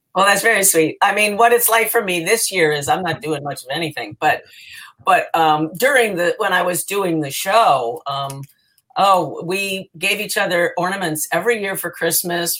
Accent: New Jersey, United States; moved away as an adult; I grew up in New Jersey

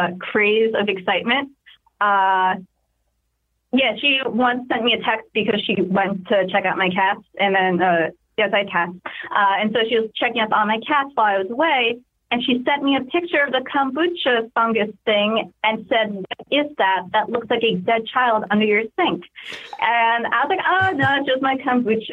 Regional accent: New York, United States; I'm very liberal from New York

